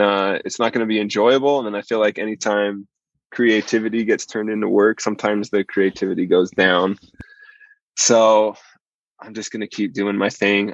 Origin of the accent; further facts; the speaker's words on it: southern Idaho, United States; I grew up in southern Idaho